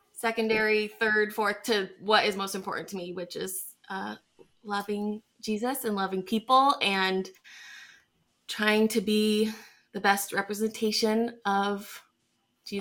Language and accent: English; Scottsdale, Arizona, United States; also born or lived in Dallas, Texas; I am born and raised in Scottsdale, Arizona, Phoenix. I've lived here my whole life